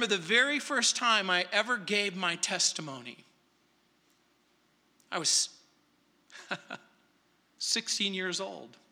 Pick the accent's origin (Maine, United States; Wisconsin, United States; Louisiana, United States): Louisiana, United States; New Orleans; now in Denver, United States; I was born in New Orleans, Louisiana, March 24th, 1956